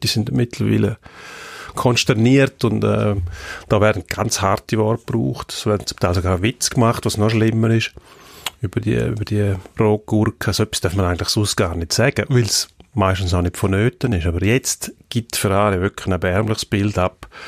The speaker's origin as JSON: {"language": "German", "country": "Switzerland", "said": "bei uns merkt man, in der Schweiz haben wir etwa eine gleichmäßige Verteilung"}